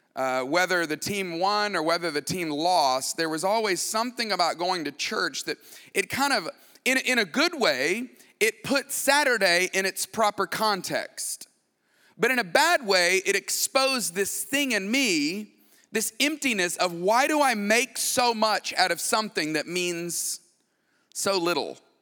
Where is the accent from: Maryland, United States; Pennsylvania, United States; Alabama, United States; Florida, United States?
Alabama, United States; Tuscaloosa; I grew up in Tuscaloosa, Alabama